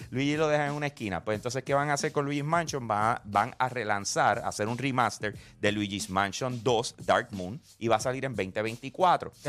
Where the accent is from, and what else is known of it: Puerto Rico